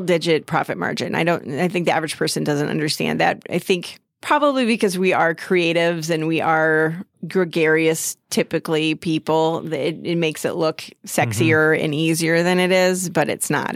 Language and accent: English; Lake City, Minnesota, United States; I grew up in Lake City, down on Lake Pepin.